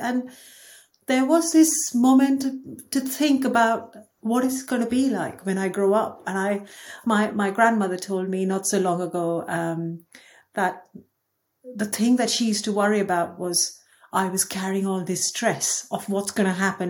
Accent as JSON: {"language": "English", "town": "Mumbai", "region": "Maharashtra", "country": "India", "tie": "born or raised there", "also_born_or_lived": "Dubai", "moved": "as an adult", "lives_now": "United Kingdom", "said": "I was born in Dubai. I grew up in Mumbai until I was 22. Then I came to the UK for my master's"}